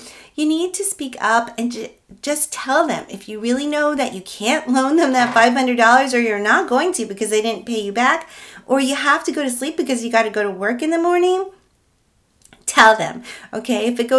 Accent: Philippines; I'm Filipino

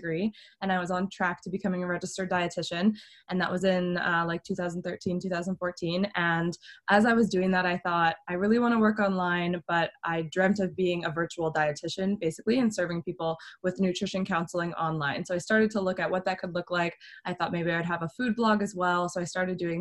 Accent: Canada; I'm from Canada.

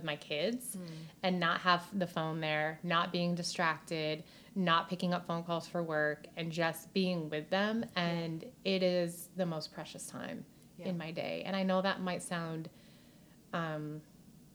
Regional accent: New York, United States; accent: New York; moved away as an adult; also born or lived in Hollywood; my New York accent

